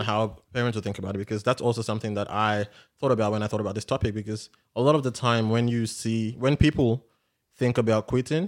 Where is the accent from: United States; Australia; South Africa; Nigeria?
Nigeria; if we're both Nigerian